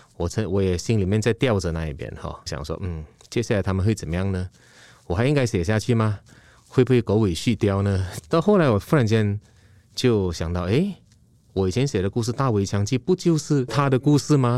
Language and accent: Chinese; Malaysia; moved away; also born or lived in Taiwan; 我是马来西亚人